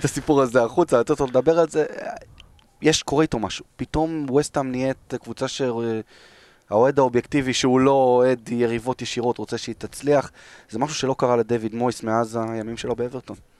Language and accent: Hebrew; Israel; אנחנו ישראלים